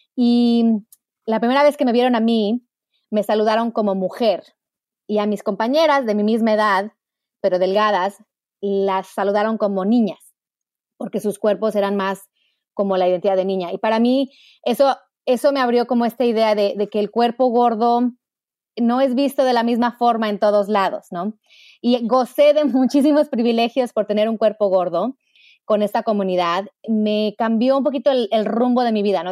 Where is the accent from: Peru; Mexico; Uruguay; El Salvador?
Mexico; moved away as an adult; now in United States; yo nací en México. Mi mamá es americana, mi papá mexicano. Y crecí en un hogar muy feminista